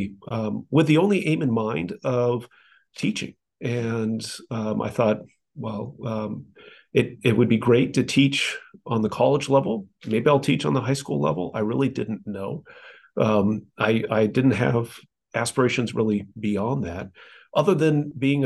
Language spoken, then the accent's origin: English; South Bend, Indiana, United States; now in Dallas, United States; I'm from Indiana, South Bend, Indiana, to be precise, originally